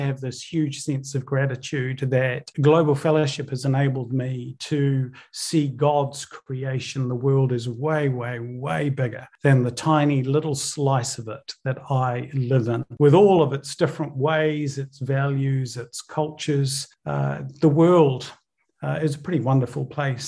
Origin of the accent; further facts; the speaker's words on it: New Zealand; also born or lived in Northern Ireland; I was born in the United Kingdom, in Northern Ireland, moved over to New Zealand when I was around 8 years old.